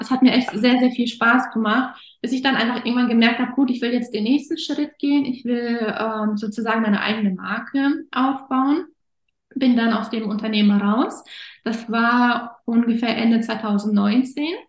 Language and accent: German; Offenburg, Baden-Württemberg, Germany; moved away as an adult; also born or lived in Kazakhstan / Erfurt; nicht da, wo ich aktuell wohne, also nicht meine Heimatstadt Offenburg